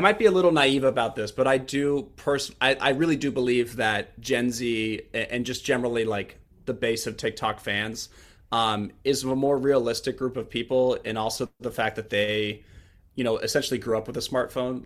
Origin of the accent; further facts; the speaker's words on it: Kansas City, United States; moved away as an adult; now in Washington, D.C., United States; grew up in Kansas City